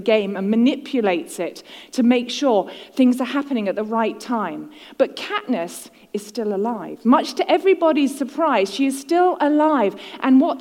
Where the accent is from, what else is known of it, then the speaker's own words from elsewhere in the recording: United Kingdom; now in United States; I'm a Brit in the USA